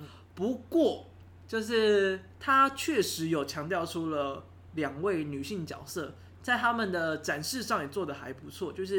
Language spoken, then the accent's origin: Chinese; Taiwan; 是，只是因为你知道，就身为台湾人，对，太熟悉了。